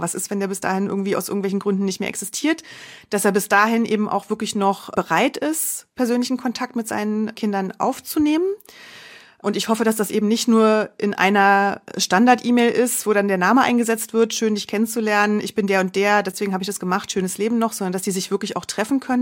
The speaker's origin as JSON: {"language": "German", "region": "Berlin", "country": "Germany", "also_born_or_lived": "Munich", "moved": "as an adult", "said": "Ich komme ursprünglich aus Berlin, hatte meine Familie dann also hier in der Nähe"}